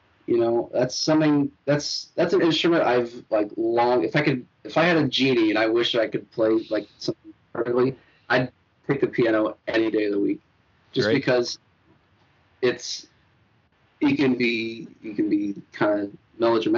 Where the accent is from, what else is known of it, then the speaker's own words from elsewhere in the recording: Rochelle, Illinois, United States; now in Florida, United States; my hometown, Rochelle, Illinois